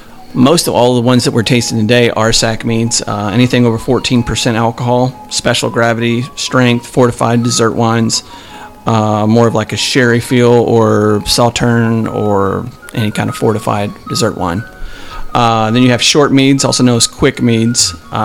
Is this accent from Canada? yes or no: no; England, United Kingdom; I'm banned from my home country.